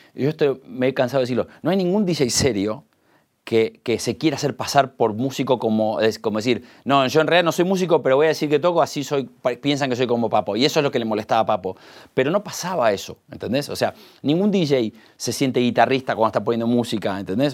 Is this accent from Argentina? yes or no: yes; Argentina